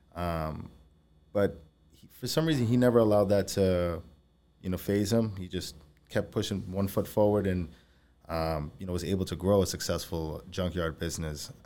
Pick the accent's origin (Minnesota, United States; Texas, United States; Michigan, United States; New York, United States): New York, United States; Valley Stream; moved away as an adult; I grew up in Valley Stream, uh, you know, since I was three